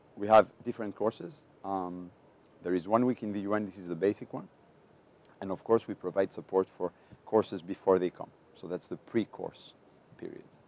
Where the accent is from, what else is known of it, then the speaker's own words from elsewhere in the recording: Greece; I am from Greece